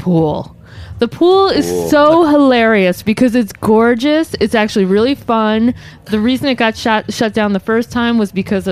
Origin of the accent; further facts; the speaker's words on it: New Jersey, United States; I grew up in New Jersey